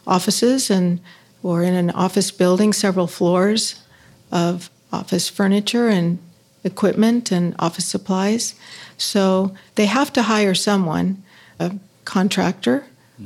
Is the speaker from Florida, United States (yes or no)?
no; Los Angeles, California, United States; I started in Los Angeles because I'm from Los Angeles and my career was, you know, based there.